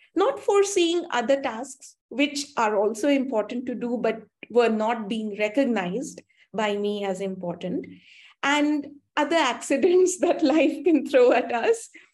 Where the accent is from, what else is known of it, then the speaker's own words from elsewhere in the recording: India; also born or lived in Canada; I'm from India, and my school and undergraduate studies were done here